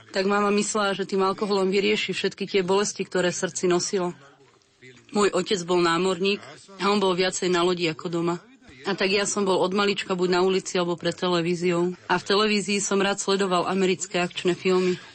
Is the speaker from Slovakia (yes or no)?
no; Split, Split-Dalmatia County, Croatia; born there; a narodil som sa v Splite v Chorvátsku v jednej katolíckej rodine